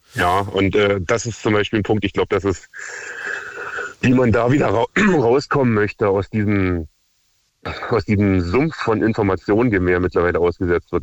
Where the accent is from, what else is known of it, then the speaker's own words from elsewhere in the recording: near Cottbus, Brandenburg, Germany; ich komme aus der Nähe von Cottbus